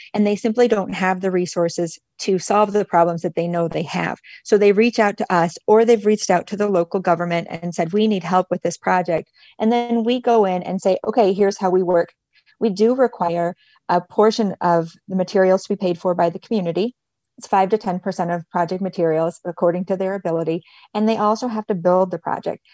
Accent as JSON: {"language": "English", "region": "Michigan", "country": "United States", "also_born_or_lived": "Nicaragua / Mexico", "moved": "as an adult", "said": "I'm originally from Michigan"}